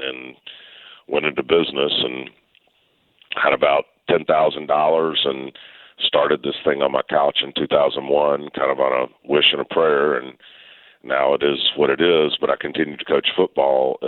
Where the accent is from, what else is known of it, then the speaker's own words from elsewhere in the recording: Memphis, Tennessee, United States; I grew up in Memphis.